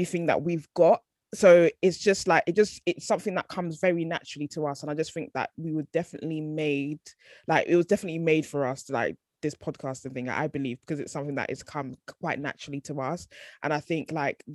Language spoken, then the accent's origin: English; Ghana; We're both Ghanaian, like we just have the same kind of sort of similar upbringing